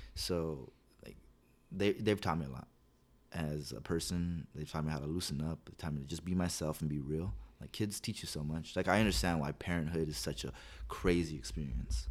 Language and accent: English; La Puente, California, United States; I grew up here in La Puente